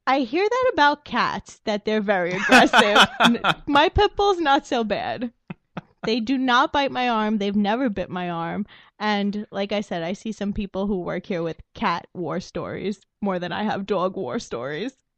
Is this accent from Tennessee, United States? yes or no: no; New York City, New York, United States; also born or lived in Staten Island, New York; I grew up in Brooklyn, New York, all of my life until about two years ago when I decided to move to Staten Island